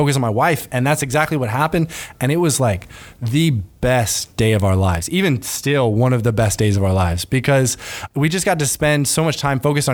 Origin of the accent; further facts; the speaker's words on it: Gainesville, Florida, United States; moved away as an adult; I'm from Gainesville. I moved down when I was 4 years old, and I've been living ever since. If you're from Gainesville, you know, Mentone on Archer Road, that's where a neighborhood that I grew up